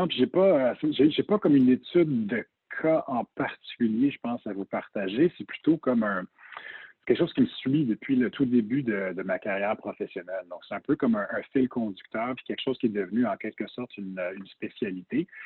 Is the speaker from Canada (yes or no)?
yes; Toronto, Ontario, Canada; born there; je suis né à Toronto. Euh, j'ai étudié aux États-Unis, donc j'emprunte beaucoup